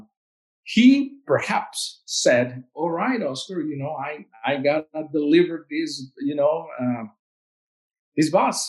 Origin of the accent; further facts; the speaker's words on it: Veracruz, Mexico; English is a second language; moved away as an adult; now in Lincoln, United States; my hometown of Veracruz